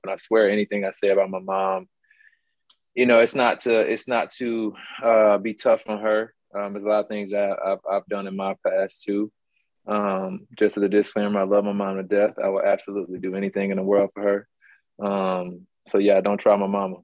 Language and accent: English; Mobile, Alabama, United States; also born or lived in Baltimore, Maryland; I'm actually from Mobile, but I was born in Baltimore.